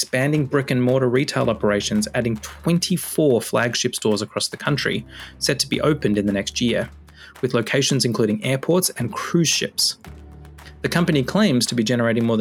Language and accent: English; Australia; I grew up in Australia in a small town, a couple of thousand people